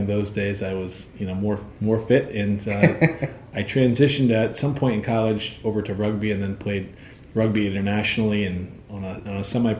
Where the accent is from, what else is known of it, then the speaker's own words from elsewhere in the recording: Milford, Connecticut, United States; I grew up in Milford, born in Milford Hospital, and went to the Milford schools. I actually went to kindergarten at Meadowside Elementary School because my grandparents lived over by Meadowside